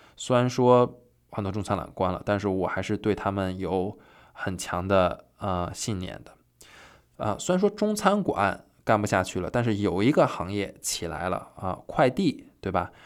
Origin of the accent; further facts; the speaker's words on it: China; now in New York, United States; 我是中国人